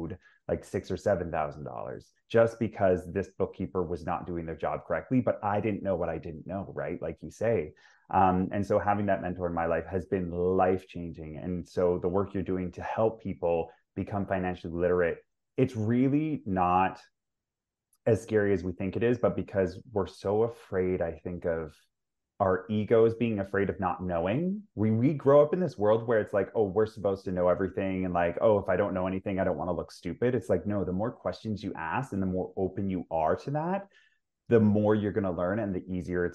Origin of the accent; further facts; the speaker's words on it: Vancouver, British Columbia, Canada; I grew up in Vancouver as well, like in BC.